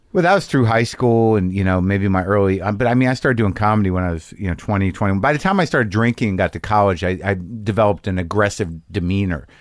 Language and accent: English; New Mexico, United States; I grew up in New Mexico